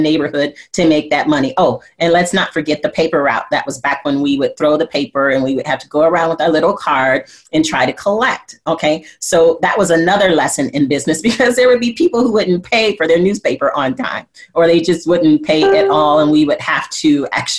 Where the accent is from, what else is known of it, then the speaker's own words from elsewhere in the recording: Flint, Michigan, United States; I grew up in Flint, Michigan, and we had a program in our school, in our elementary school